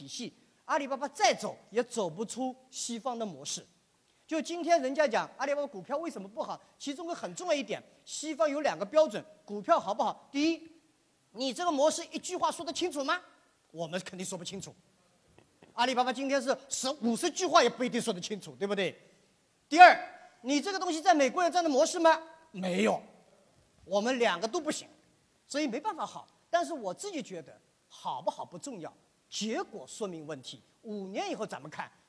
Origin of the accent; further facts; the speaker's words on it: China; 但是我是一个中国人，我对儒释道，我从儒释道思想里面学到了很多这些创新。